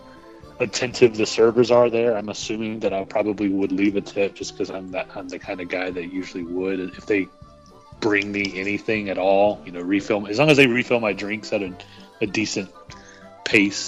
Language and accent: English; North Carolina, United States; moved away; I grew up at the beach. Used to live down at the beach, and growing up in North Carolina